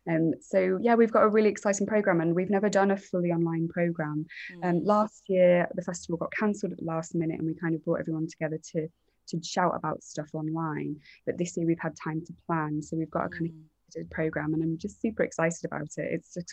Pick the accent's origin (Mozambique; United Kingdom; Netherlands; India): United Kingdom; East of England; now in Liverpool, United Kingdom; I think just as an outsider, I moved up from Essex 13 years ago, so I've kind of transplanted myself here